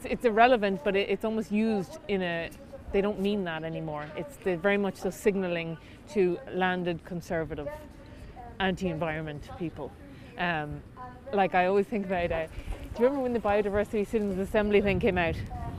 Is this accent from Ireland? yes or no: yes; Mayo, Connacht, Ireland; I'm from Mayo.